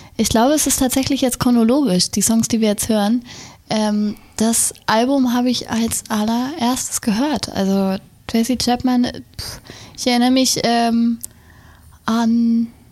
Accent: Wendland, Lower Saxony, Germany; also born or lived in Berlin; Heimat ist ein Fuß Berlin, ja. der andere Fuß Wendland

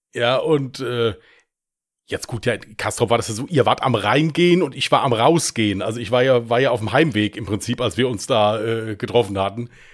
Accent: Westerwald, Germany; wie man hier bei uns im Westerwald sagt

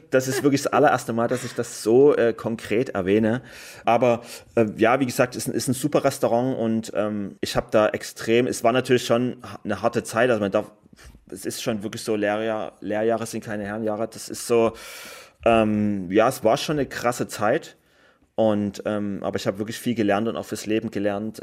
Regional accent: Germany; ich komme aus Deutschland

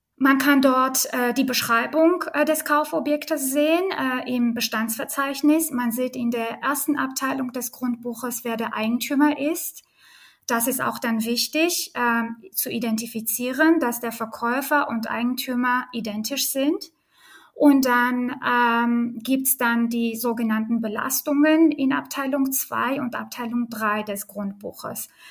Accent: Armenia; German is a second language; now in Berlin, Germany; ich bin geboren und aufgewachsen in Armenien

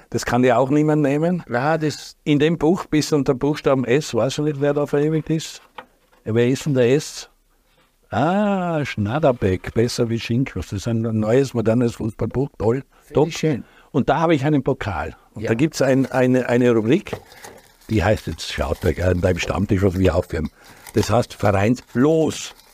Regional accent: Tyrol, Austria; für mich als Tiroler

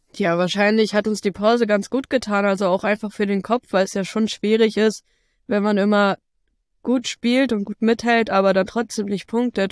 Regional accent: Bremen, Germany; hier ist meine Heimat, ich fühle mich hier extrem wohl.

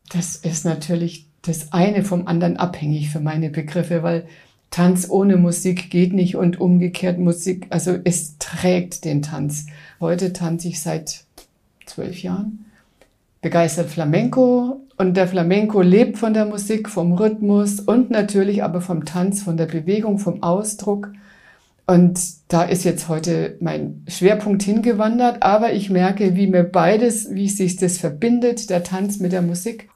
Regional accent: Coburg, Bavaria, Germany; now in Munich, Germany; München und Coburg sind die zwei Städte, in denen ich überwiegend in meinem Leben verbracht habe

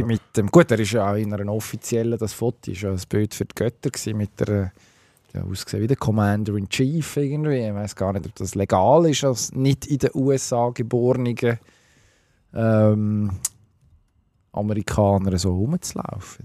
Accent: Switzerland; als Schweizer Skifan

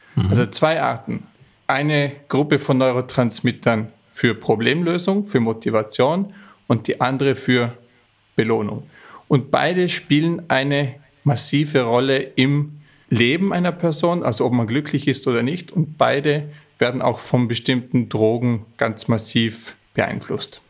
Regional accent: Austria; stamme ich aus den Bergen Österreichs

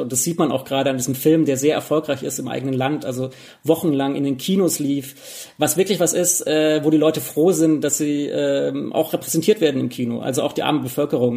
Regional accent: Germany; bei uns in Deutschland

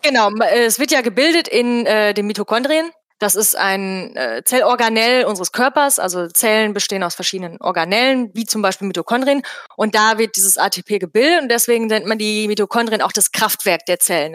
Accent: Bottrop, North Rhine-Westphalia, Germany; Ich komme also auch aus Bottrop

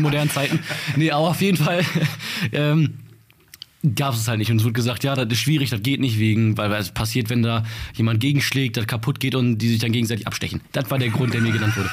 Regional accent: Bottrop, North Rhine-Westphalia, Germany

